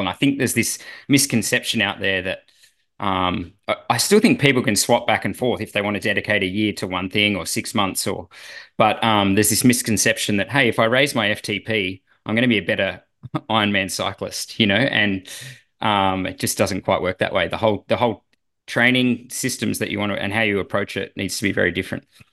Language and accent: English; Australia